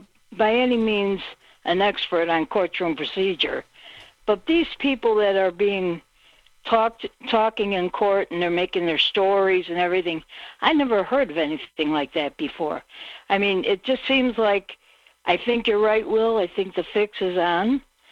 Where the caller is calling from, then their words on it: Illinois, United States; … from Illinois.